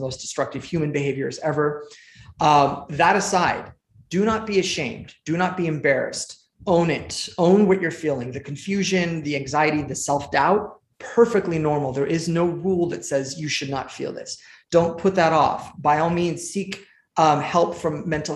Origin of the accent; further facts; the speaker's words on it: Santa Monica, California, United States; also born or lived in Iran; I grew up in Southern California, in Santa Monica, actually, not too far from the UCLA campus